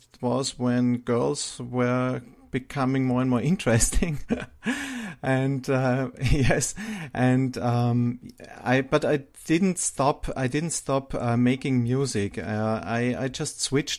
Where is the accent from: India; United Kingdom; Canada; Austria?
Austria; growing up in Austria, Europe, where I live